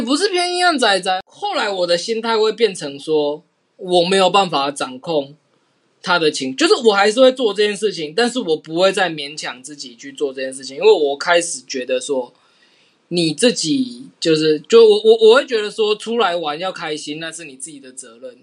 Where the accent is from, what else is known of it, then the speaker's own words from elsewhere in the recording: Yunlin County, Taiwan; 我是云林人